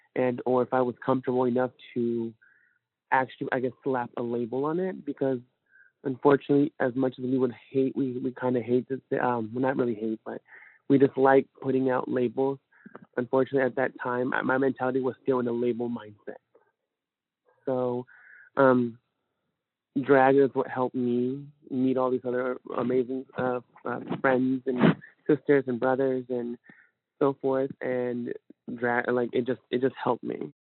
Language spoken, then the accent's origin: English; California, United States; also born or lived in Fort Smith, Arkansas; now in Northwest Arkansas, United States; Originally, I'm from California. Um, my parents moved to Fort Smith